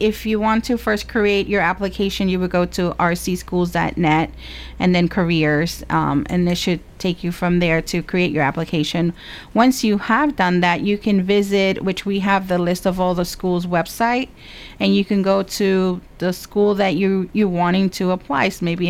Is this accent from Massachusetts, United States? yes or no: no; New Jersey, United States; moved away; I grew up in New Jersey